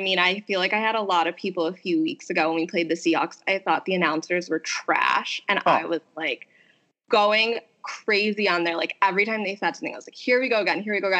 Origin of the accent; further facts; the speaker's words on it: Scranton, Pennsylvania, United States; moved away as an adult; also born or lived in Philadelphia; I went to school in Philly. So I'm from Scranton, PA. I went to Temple for undergrad. I went to Drexel for law school. So I was in Philly town for 7 straight years.